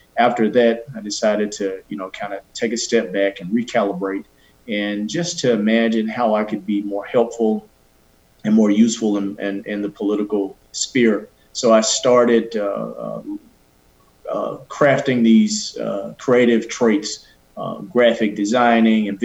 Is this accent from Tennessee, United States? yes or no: yes; Memphis, Tennessee, United States; moved away as an adult; now in Nashville, United States; I'm originally from Memphis